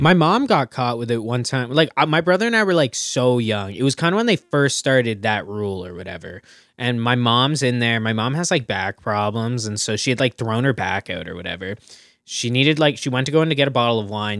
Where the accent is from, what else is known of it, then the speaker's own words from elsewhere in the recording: Burlington, Ontario, Canada; I'm from Burlington, right? Burlington's got, like, more L C B Os than they know what to do with.